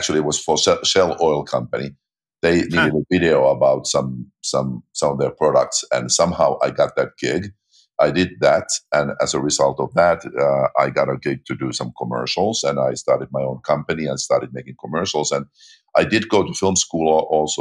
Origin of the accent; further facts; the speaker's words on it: Finland; moved away; I grew up in Finland, population 5 million, minuscule movie industry